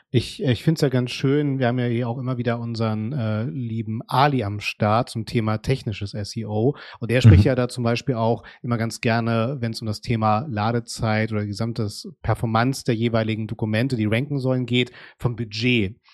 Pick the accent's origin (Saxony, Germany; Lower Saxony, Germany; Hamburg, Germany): Hamburg, Germany; in meiner Heimatstadt Hamburg